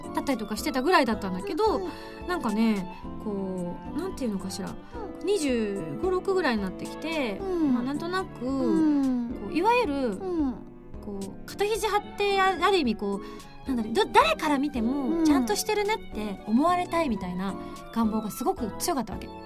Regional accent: Shunan, Yamaguchi, Japan; moved away; 私あの周南市でございまして

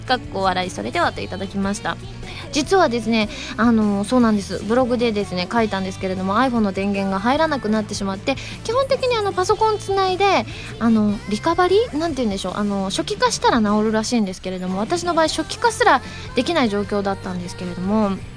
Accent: Osaka, Japan; accent: Osaka dialect (Kansai-ben); 私関西弁喋れると言っても大阪弁なんですけれども

